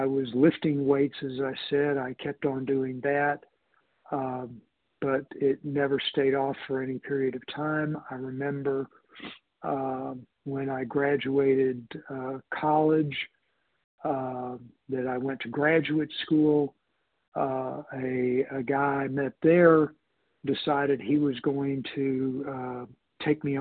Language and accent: English; Houston, Texas, United States; I grew up in Houston, it was hot there